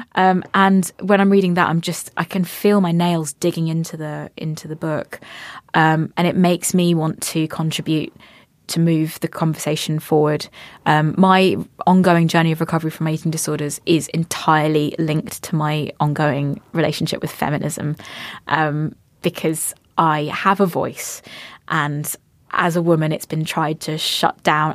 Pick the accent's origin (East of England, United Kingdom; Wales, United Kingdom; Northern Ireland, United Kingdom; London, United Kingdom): East of England, United Kingdom; Cambridge; I come from a family that's raised me to to be I've come Cambridge. We we come from Cambridge